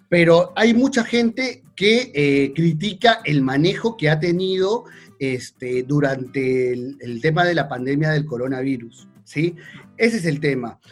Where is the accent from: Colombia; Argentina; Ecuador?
Argentina